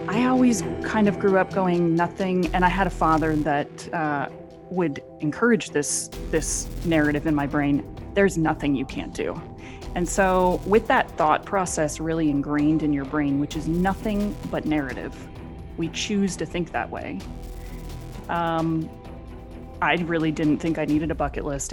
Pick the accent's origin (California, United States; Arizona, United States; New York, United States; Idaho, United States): Arizona, United States; Phoenix; moved away as an adult; any shy young girl growing up in Phoenix, Arizona